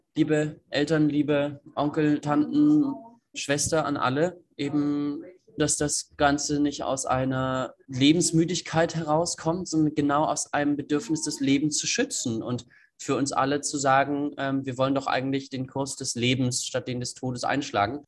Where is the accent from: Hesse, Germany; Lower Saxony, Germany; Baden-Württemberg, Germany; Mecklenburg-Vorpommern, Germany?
Mecklenburg-Vorpommern, Germany; Greifswald; moved away as an adult; now in Lüneburg, Germany; ich komme eigentlich aus Greifswald und äh, bin dann nach Lüneburg zum Studium.